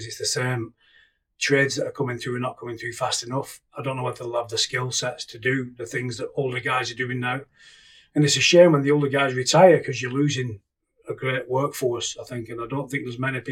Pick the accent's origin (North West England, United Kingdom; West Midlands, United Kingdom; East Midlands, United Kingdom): West Midlands, United Kingdom; Keresley; In Kersley. I've never moved. My parents are still there now. And now I'm living on the same street as them. Always stayed there. Been there since birth.